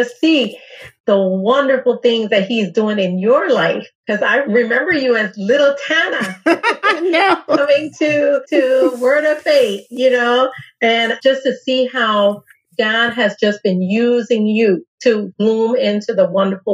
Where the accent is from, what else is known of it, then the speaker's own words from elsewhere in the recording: U.S. Virgin Islands; I'm coming from St. Thomas, Virgin Islands, just like you, a small little community.